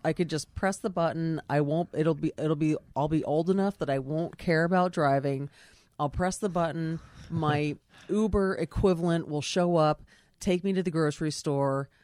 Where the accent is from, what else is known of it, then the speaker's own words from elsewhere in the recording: Oley and Pricetown Road, Pennsylvania, United States; I grew up out in Ole and Pricestown Road